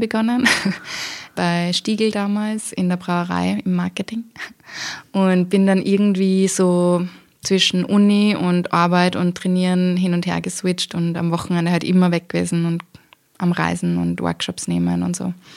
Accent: Austria; habe ich eben mit österreichischem Volkstanz im Dirndl begonnen in der Volksschule

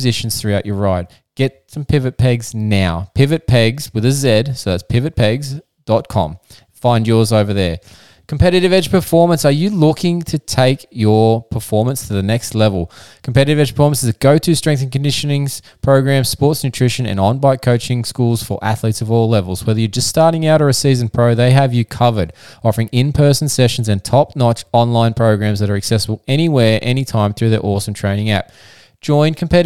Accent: Australia; the physiotherapist from Down Under. That's right, we are from Australia

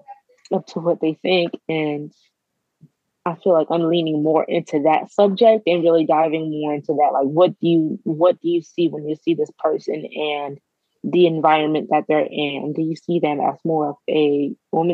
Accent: Florida, United States; a woman that's Black growing up in the South, in a small town in Florida

